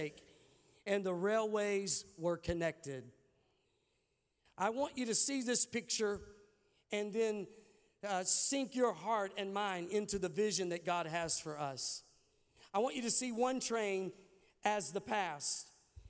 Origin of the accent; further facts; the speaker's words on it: Arkansas, United States; I'm from Arkansas